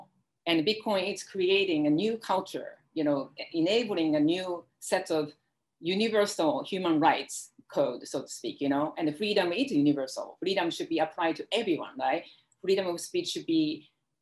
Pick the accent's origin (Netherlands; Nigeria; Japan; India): Japan; now in United States; I grew up in Japan.